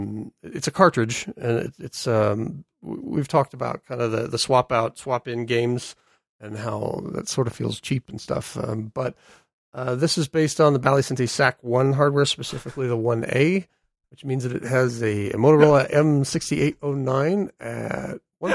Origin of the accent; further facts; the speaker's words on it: United States; I'm American.